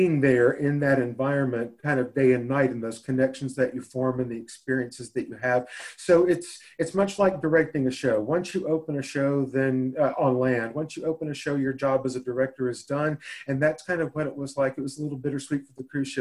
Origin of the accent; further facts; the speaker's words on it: Nashville, Tennessee, United States; I was born and raised in Nashville, Tennessee, certainly landlocked